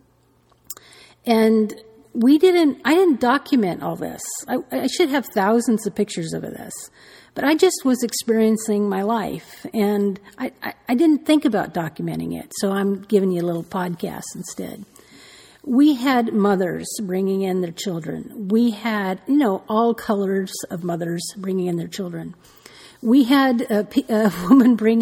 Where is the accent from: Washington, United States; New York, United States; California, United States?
California, United States; Santa Barbara; I'm from Santa Barbara, and we have a summer solstice parade